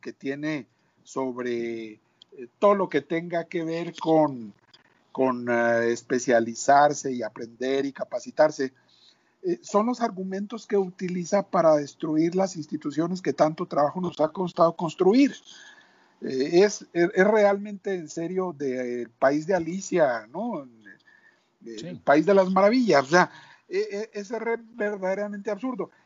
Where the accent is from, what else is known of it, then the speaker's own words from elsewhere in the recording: Mexico; como mexicanos